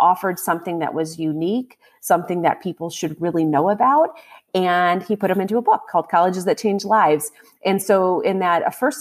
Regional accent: Ohio, United States; my home state. Ohio has 5 schools

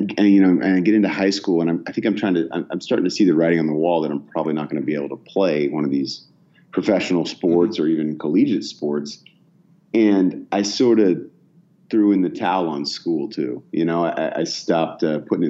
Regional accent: Bay Area, California, United States; also born or lived in Oak Ridge, Tennessee; I grew up mostly in the Bay Area in California, actually. I was born in Oak Ridge, Tennessee

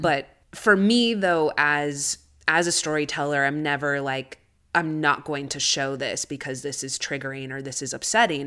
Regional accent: United States; I'm Chicana, so I grew up here in the States.

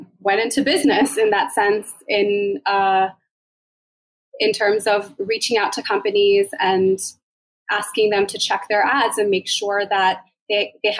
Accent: Maryland, United States; We're both originally from Maryland

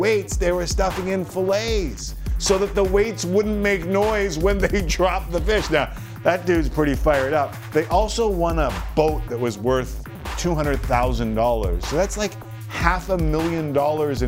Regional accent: Canada; I'm Canadian

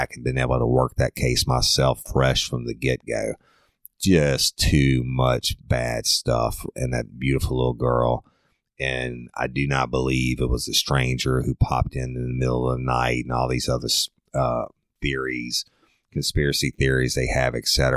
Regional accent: South Louisiana, United States; I'm from South Louisiana

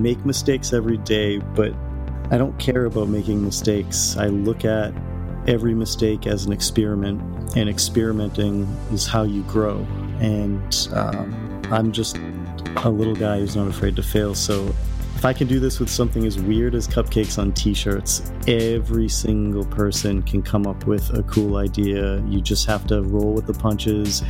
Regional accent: Hull, Massachusetts, United States; I grew up outside of Boston in a town called Hull, Massachusetts, or Nantasket Beach.

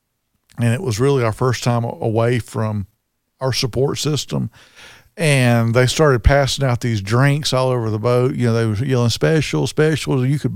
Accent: Birmingham, Alabama, United States; And that was kind of crazy because we were on a tour and everybody asked, where are you from? We said Birmingham.

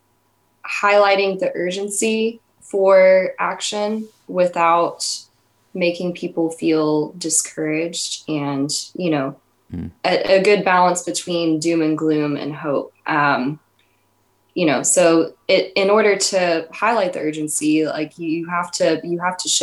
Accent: East Texas, United States; I grew up in East Texas

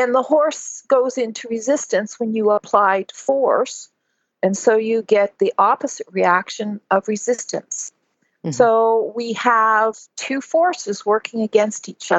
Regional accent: Ontario, Canada; I was raised in Ontario, Canada

